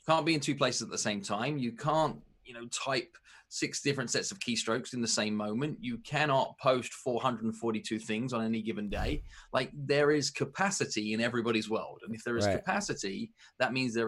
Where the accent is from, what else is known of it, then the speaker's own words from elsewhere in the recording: United Kingdom; moved away as an adult; also born or lived in New York metro area, United States / Los Angeles, United States; now in United States; I'm British